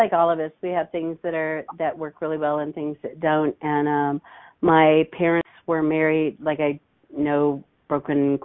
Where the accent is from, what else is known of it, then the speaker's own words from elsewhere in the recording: Hutchinson, Kansas, United States; also born or lived in Wichita, Kansas; I was raised in a small town called Hutchinson